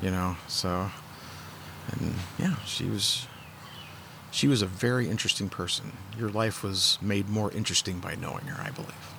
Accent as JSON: {"language": "English", "town": "St. Louis", "region": "Missouri", "country": "United States", "tie": "born or raised there", "also_born_or_lived": "Park Hills, Missouri / Fredericktown, Missouri", "said": "I was born in St. Louis, lived in St. Louis up until I was about ten. Moved to Park Hills, and then ended up in Fredericktown. I graduated from high school in Fredericktown"}